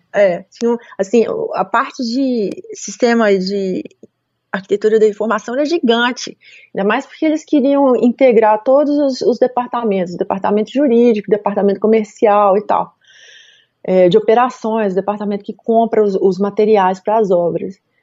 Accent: Belo Horizonte, Minas Gerais, Brazil; moved away as an adult; also born or lived in Munich, Germany / Gothenburg, Sweden; eu comecei em BH, eu sou de BH

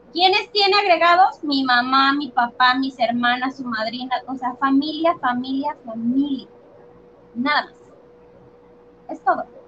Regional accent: Mexico; nuestra realidad en México

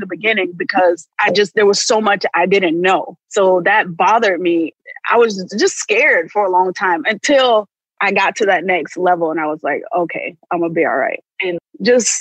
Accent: Sanford, Florida, United States; moved away as an adult; also born or lived in Tampa, Florida; I'm billed from Orlando, Florida, but I'm from actually from Sanford, Florida, which is a small town outside of Orlando. So come from a very close-knit family. So that was my first time away from home

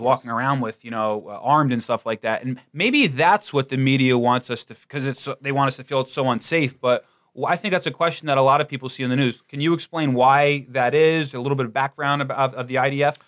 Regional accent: New Jersey, United States; I'm from New Jersey

